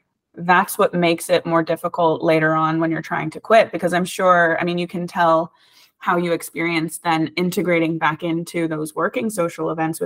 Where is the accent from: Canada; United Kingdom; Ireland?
Ireland; also born or lived in United States; because I moved back and forth from Ireland to the US a bunch whenever I was a kid. So I was always the new kid. In America, I was the weird Irish kid. In Ireland, I was the weird American kid.